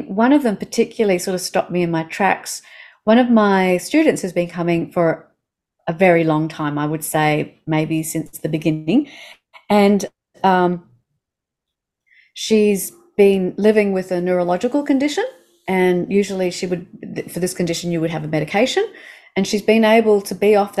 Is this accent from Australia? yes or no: yes; Australia; I'm an Australian